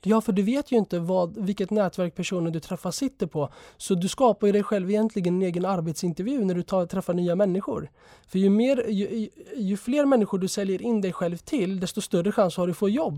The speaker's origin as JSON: {"language": "Swedish", "country": "Sweden", "tie": "born or raised there", "also_born_or_lived": "Jerusalem", "said": "jag är född i Sverige"}